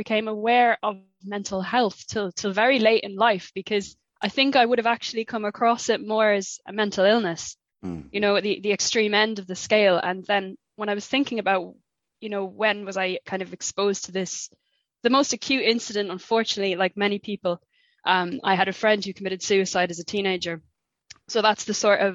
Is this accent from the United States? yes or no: no; Faithleg, Munster, Ireland; I'm from County Waterford, from a small village called Faithleg.